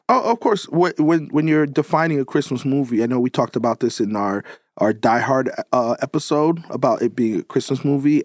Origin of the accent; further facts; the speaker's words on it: New York, United States; I'm, I'm from New York